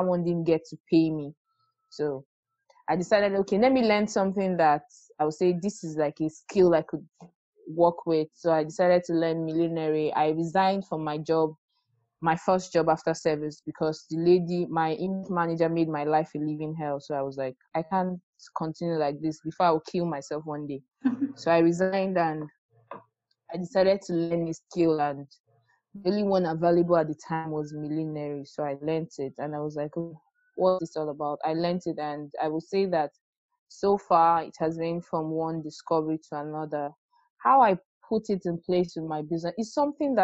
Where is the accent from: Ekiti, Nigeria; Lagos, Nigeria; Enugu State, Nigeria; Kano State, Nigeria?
Lagos, Nigeria; I grew up in Lagos